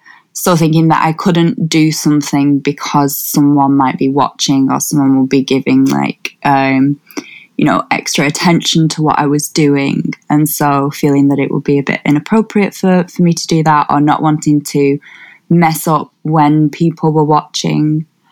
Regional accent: Wigan, North West England, United Kingdom; So, like, I'm from Wigan, or just north of Wigan, and Wigan's quite diverse.

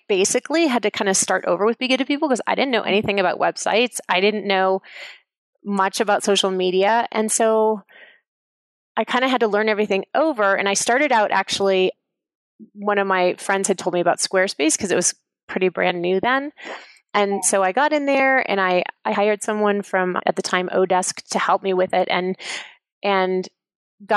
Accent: Kansas, United States; I'm from Kansas

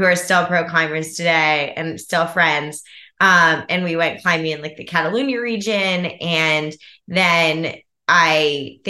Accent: Alexandria, Virginia, United States; grew up in the Washington, D.C. area in a town called Old Town, Alexandria, Virginia.

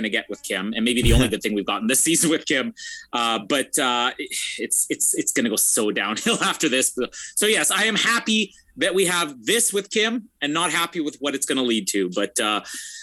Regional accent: Canada; now in Winnipeg, Canada; I'm Canadian

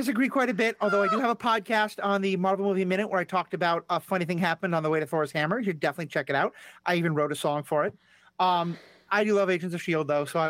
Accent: New York City, New York, United States; I grew up in New York City.

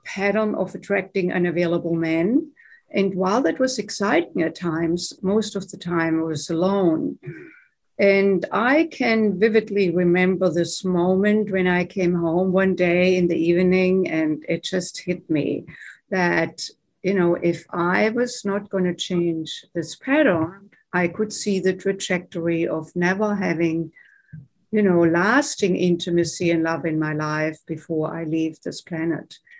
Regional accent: Germany; English is a second language; moved away as an adult; now in United States; I grew up in Germany, as you may be able to tell from my accent. Grew up there and came to the United States in my late 20s

